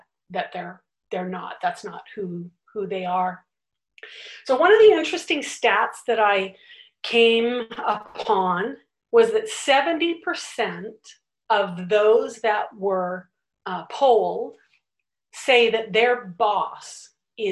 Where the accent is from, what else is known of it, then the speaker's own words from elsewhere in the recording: Richmond, British Columbia, Canada; born and raised in Richmond, British Columbia